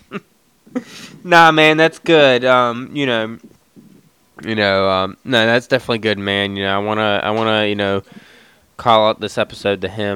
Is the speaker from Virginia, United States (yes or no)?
yes; Roanoke Valley, Virginia, United States; born or raised there